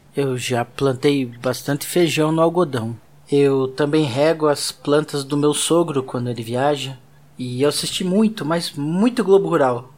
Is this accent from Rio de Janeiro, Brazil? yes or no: no; Ponta Grossa, Paraná, Brazil; eu cresci em Ponta Grossa, uma cidade do interior lá do Paraná